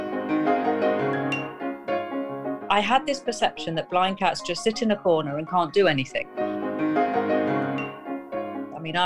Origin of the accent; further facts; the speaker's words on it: Nottingham, East Midlands, United Kingdom; moved away as an adult; now in Oman; I'm from Nottingham in the UK, but I'm currently living out in Oman in the Middle East, where I've been for the last 14 years.